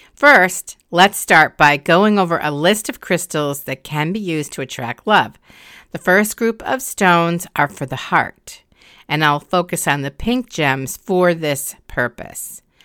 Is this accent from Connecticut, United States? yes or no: yes; Connecticut, United States; my home state of Connecticut